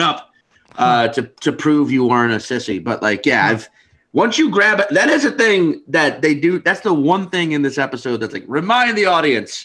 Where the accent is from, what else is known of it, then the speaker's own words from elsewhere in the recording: Louisiana, United States; I grew up in Louisiana